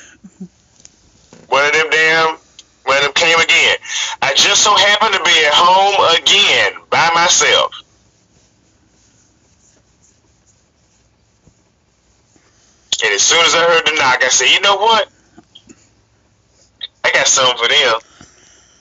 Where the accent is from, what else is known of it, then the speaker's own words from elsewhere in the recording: Arkansas, United States; moved away as an adult; now in Wisconsin, United States; I'm originally from Arkansas.